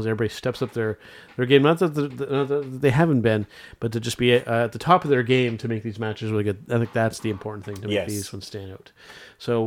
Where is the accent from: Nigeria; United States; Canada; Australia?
Canada; as a Canadian wrestling fan